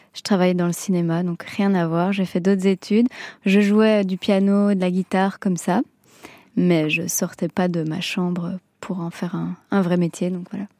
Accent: France; accent: French; je suis quand même à moitié italienne et je chante dans un italien un peu euh, spécial, on va dire. Euh, je parle pas couramment. J'ai un accent euh, français

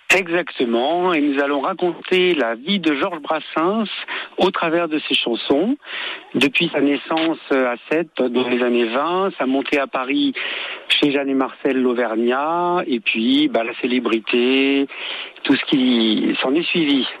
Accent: Tunisia; moved away; je suis d'origine méditerranéenne, mm. puisque je suis né en Tunisie.

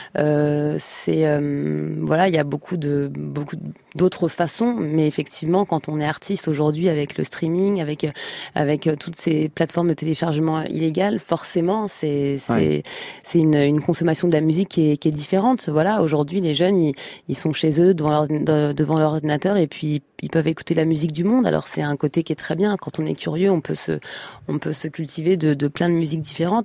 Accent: Trappes, Île-de-France, France; j'ai grandi à Trappes dans le 118 dans une famille modeste

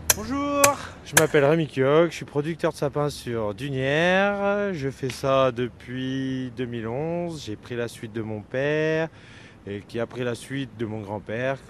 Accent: Haute-Loire, Auvergne-Rhône-Alpes, France; les trois producteurs qu'on est place Albert Thomas, on est de la Haute-Loire

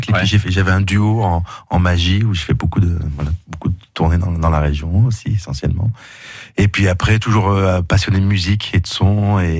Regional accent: Drôme, Auvergne-Rhône-Alpes, France; Oui, la région de Rome, sud de Rome.

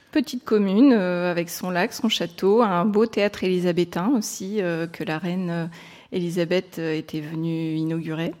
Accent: Boulogne-sur-Mer, Hauts-de-France, France; je suis née à Boulogne-sur-Mer.

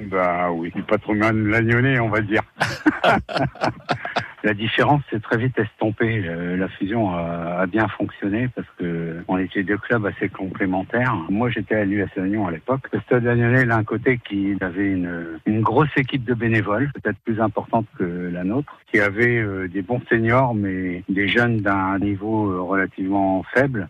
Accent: Breton, Brittany, France; on est breton

